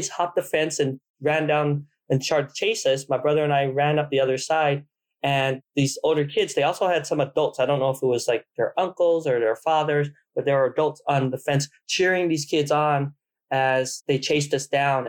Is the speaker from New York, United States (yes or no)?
no; Provo, Utah, United States; also born or lived in Vietnam; I was born in Vietnam and we came to the United States before we lost our country, right before we lost our country, and we settled in Provo, Utah. I grew up in Provo, Utah